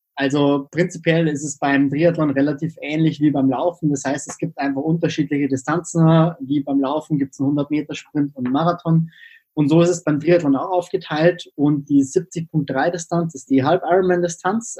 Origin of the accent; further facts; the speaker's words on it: Freising, Bavaria, Germany; Ich komme aus Freising, das ist in der Nähe von München